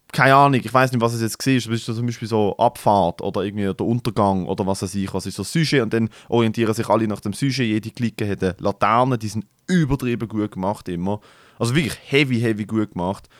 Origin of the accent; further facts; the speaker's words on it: Basel, Basel-Stadt, Switzerland; bei uns in Basel